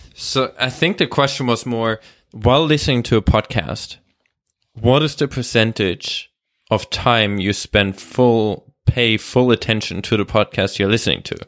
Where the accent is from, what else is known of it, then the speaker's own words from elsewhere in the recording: Germany; English is a second language; also born or lived in Australia; now in Vancouver, Canada; Actually, I'm, I'm, I'm German, but I've lived